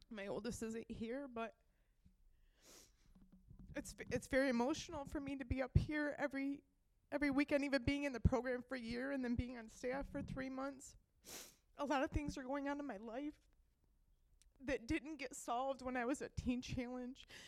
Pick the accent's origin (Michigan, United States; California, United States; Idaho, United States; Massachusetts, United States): Michigan, United States; Nashville; I'm 36 from Nashville, Michigan.